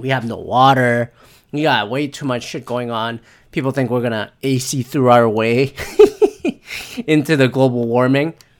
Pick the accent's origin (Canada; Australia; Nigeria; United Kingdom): Canada; as a Canadian